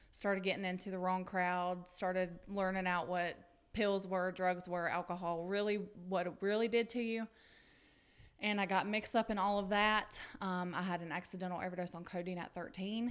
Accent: Pickens, South Carolina, United States; I'm from Pickens, South Carolina. I was born and raised there, still there

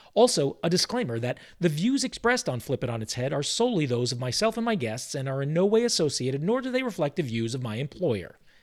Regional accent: New York City, New York, United States; also born or lived in Southern California; now in Charlotte, United States; I grew up in New York City

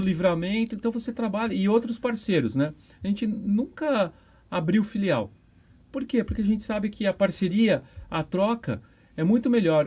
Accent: São Paulo, Brazil; now in Foz do Iguaçu, Brazil; eu sou um paulistano

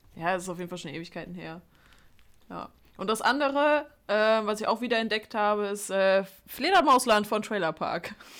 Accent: Duisburg, North Rhine-Westphalia, Germany; bei uns in Duisburg

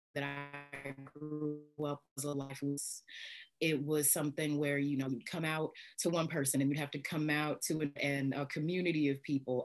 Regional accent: in the Bible Belt, Midwest, United States; I grew up in the Midwest, in the Bible Belt

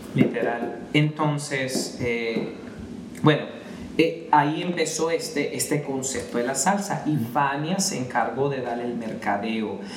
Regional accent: Edmonton, Alberta, Canada; moved away as an adult; also born or lived in Montreal, Quebec / Calgary, Alberta; now in Vancouver, Canada; nos mudamos como a los siete años, tenía siete años cuando nos fuimos a Edmonton y ahí pues sí, me, ahí crecí

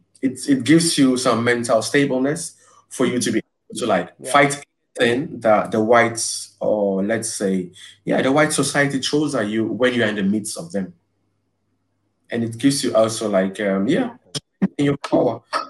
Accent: Ghana; now in Belgium; I was born in Ghana. I lived in Ghana, and I knew what it is like to be a Ghanaian

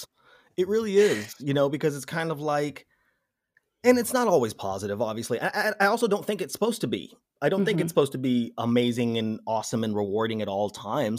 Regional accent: Las Vegas, Nevada, United States; Las Vegas, Nevada.

